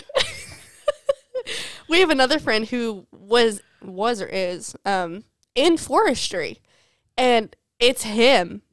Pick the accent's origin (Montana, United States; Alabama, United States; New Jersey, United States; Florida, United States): Alabama, United States; also born or lived in Mississippi; We're from Alabama